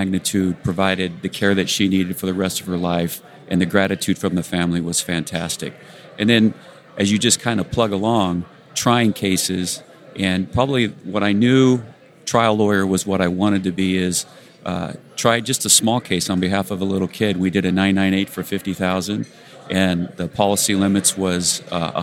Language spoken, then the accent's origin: English; Rancho Cucamonga, California, United States; In Rancho Cucamonga, California